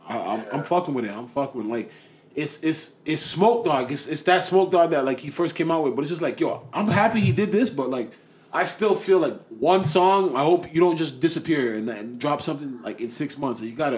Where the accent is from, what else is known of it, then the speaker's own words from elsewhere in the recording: Highbridge, New York, United States; Like, you're a weirdo. Like, you can't talk about me. I'm from Highbridge.